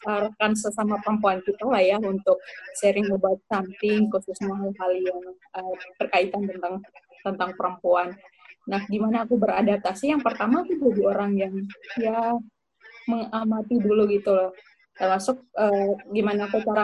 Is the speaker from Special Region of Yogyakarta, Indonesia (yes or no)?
no; Sumba, East Nusa Tenggara, Indonesia; Um, di situ kulturnya otomatis beda ya antara di tempatku di Sumba sama Kupang.